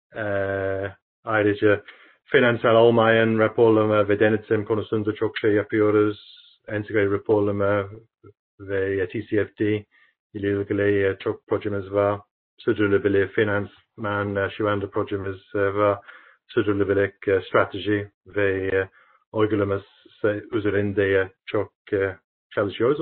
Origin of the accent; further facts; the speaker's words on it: United Kingdom; Turkish is a second language; now in Turkey; Birleşik Krallık yani memleketim